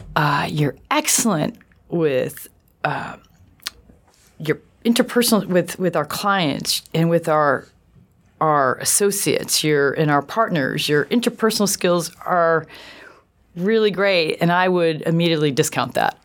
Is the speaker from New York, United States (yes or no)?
yes; Buffalo, New York, United States; I grew up in Buffalo, New York, which I loved